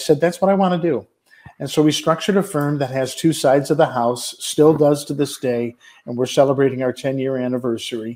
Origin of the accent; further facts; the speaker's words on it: Detroit, Michigan, United States; I was born and raised in Detroit, Michigan, as my mother likes to say, in the shadow of a Ford manufacturing plant's smokestack